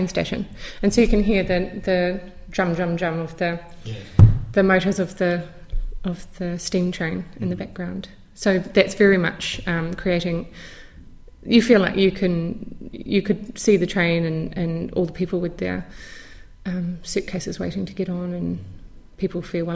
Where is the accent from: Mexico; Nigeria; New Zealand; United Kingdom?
New Zealand; growing up in New Zealand